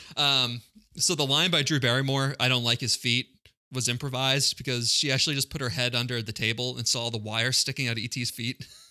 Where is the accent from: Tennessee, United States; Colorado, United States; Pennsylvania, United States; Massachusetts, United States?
Massachusetts, United States; Quincy; it was my next door neighbor, uh, when I grew up in Quincy.